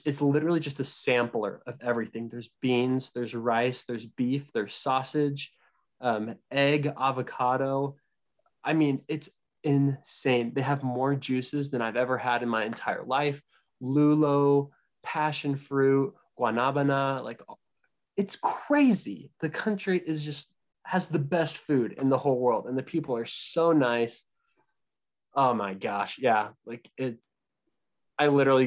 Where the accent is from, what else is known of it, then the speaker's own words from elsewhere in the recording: Southern California, United States; growing up in Southern California